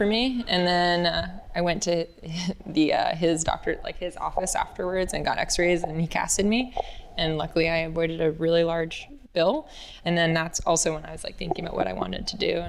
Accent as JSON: {"language": "English", "region": "Maine", "country": "United States", "tie": "born or raised there", "also_born_or_lived": "California", "moved": "as an adult", "said": "I grew up in Maine, so pretty random. And then I moved to California"}